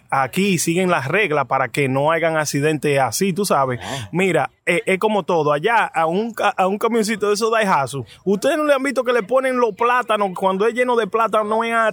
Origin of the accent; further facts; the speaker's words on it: United States; Pues yo soy americano, yo hablo español